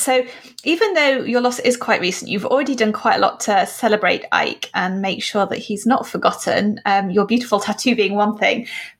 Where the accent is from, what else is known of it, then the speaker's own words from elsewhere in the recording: United Kingdom; We'll make do. We're British.